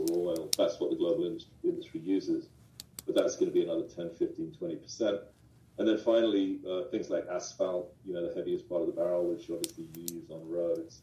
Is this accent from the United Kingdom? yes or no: yes; United Kingdom; I'm British. My father's a British diplomat.